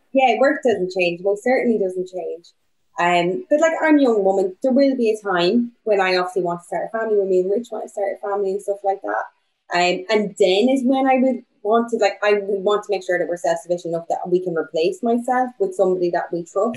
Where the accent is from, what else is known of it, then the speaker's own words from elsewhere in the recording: Bundoran, Ulster, Ireland; now in Bristol, United Kingdom; I'm from Donegal. I'm from Bundoran